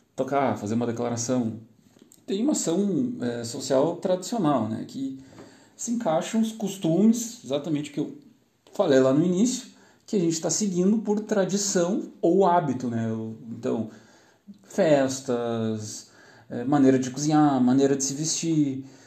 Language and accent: Portuguese; Gaúcho, Rio Grande do Sul, Brazil; Nós, como gaúchos, aqui, eu sou gaúcho, estou falando do Rio Grande do Sul